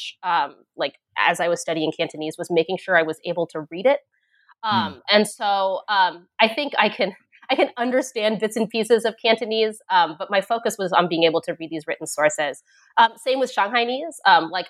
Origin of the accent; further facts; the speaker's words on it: United States; also born or lived in Hong Kong / China; my own experience growing up in the United States